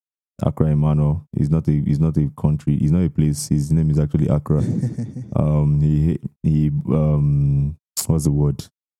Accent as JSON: {"language": "English", "town": "Chicago", "region": "Illinois", "country": "United States", "said": "Anyways, guys, I'm from Chicago."}